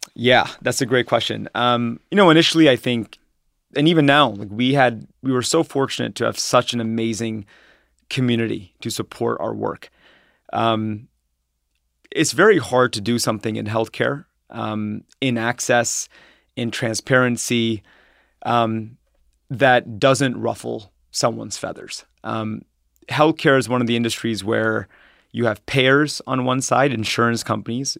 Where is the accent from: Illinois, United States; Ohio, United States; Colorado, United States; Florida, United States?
Ohio, United States; Troy; also born or lived in New York / San Francisco; I'm from Ohio, um, and I grew up in Troy, Ohio, which is a s, which is a s, small suburb, um, outside of Dayton